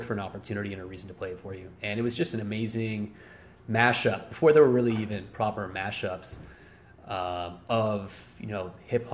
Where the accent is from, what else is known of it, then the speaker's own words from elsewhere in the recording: Montreal, Quebec, Canada; growing up in French Canada, aka Quebec, the province of Quebec, and growing up in Montreal